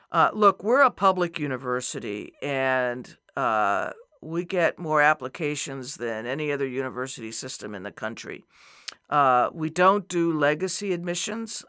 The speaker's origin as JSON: {"language": "English", "region": "New Mexico", "country": "United States", "tie": "born or raised there", "also_born_or_lived": "Arizona", "moved": "as an adult", "said": "I grew up in New Mexico, another border state, right. and spent most of my adult life in Arizona"}